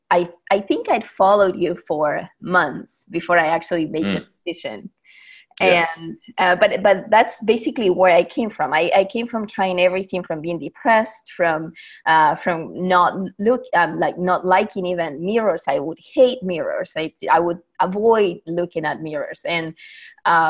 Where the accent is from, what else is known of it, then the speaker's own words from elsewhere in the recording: Buenos Aires, Argentina; moved away as an adult; now in Bakersfield, United States; I'm originally from Buenos Aires, Argentina, but I live here in the U.S. For the past, I would say, 13 years